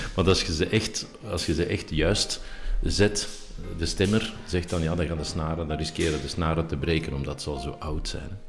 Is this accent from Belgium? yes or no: yes; Schoten, Flanders, Belgium; in Schoten, dus mijn geboortedorp